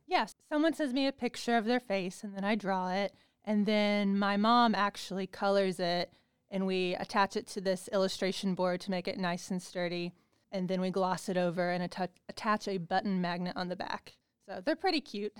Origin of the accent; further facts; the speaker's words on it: Bedford, Indiana, United States; moved away as an adult; also born or lived in Pittsburgh, Pennsylvania; I'm actually from Bedford, Indiana